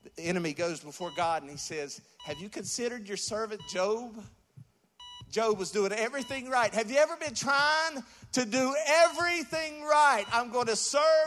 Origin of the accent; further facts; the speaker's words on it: West Virginia, United States; I'm from West Virginia. We got deers and bears